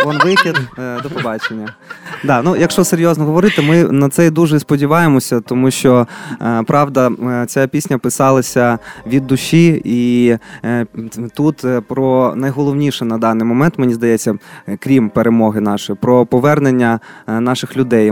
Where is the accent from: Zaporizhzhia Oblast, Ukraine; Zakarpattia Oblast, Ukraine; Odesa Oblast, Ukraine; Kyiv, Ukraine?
Kyiv, Ukraine; я просто виріс, народився в Києві